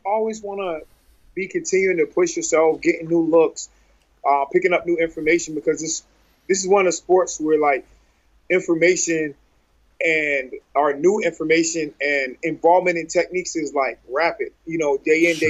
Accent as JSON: {"language": "English", "region": "North Carolina", "country": "United States", "said": "I'm from North Carolina"}